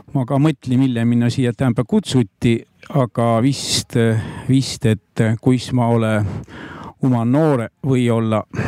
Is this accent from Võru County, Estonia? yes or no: yes; Rõuge Parish, Võru County, Estonia; kus mu sünnikodu on, aga tulin ma giidi talost Rõuge vallast